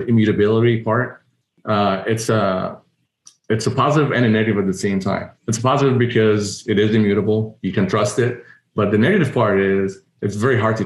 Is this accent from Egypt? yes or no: yes; Egypt; moved away; So I'm an immigrant. I was born and raised in Egypt, and immigrating from there